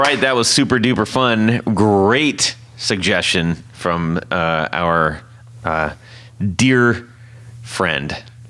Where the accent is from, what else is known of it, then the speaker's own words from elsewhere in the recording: West Coast, United States; moved away; because I'm from the West Coast